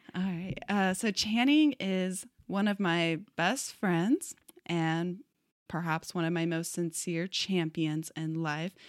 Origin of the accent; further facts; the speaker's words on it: Texas, United States; moved away as an adult; now in Portland, United States; we're also both from Texas